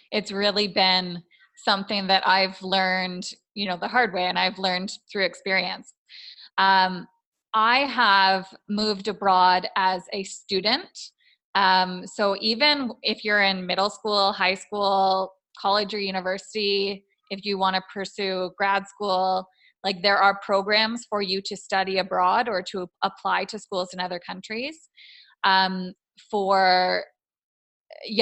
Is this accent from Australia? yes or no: no; Toronto, Ontario, Canada; moved away as an adult; also born or lived in Spain / Taiwan / Bangkok, Thailand; now in Costa Rica; I'm originally from Toronto, Canada